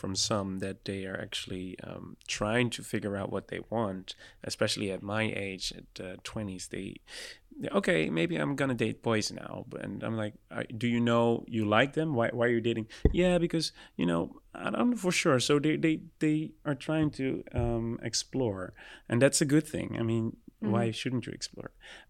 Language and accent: English; Curaçao; people who are coming from the island where I'm from Curacao in the Caribbean